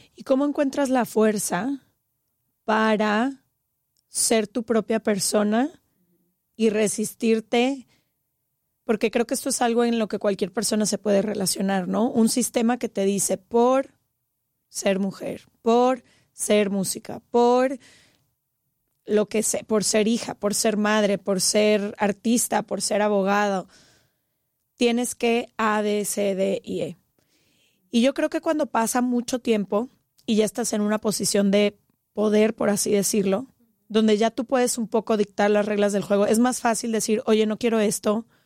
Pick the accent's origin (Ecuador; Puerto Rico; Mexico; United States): Mexico; Guadalajara, Jalisco; nosotras crecimos en Guadalajara